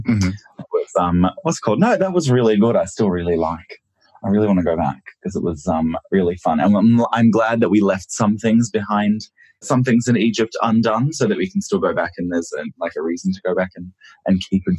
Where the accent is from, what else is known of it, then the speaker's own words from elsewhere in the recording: Shanghai, China; moved away; also born or lived in Japan; So I was born in Japan and then I lived there with my parents until I was 7. And then when that happened, 2000 rolled around and then my dad got a job with General Motors in Shanghai. And then, so that's when we moved to Shanghai